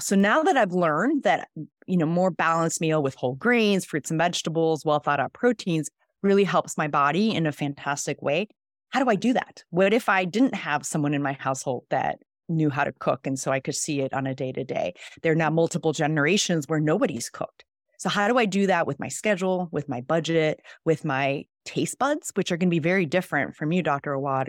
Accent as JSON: {"language": "English", "region": "Mexico City", "country": "Mexico", "tie": "born or raised there", "also_born_or_lived": "Switzerland", "first_language": "Spanish", "second_language": "English", "moved": "yes", "lives_now": "San Diego, United States", "said": "I actually was born and raised in Mexico City, so Spanish is my first language."}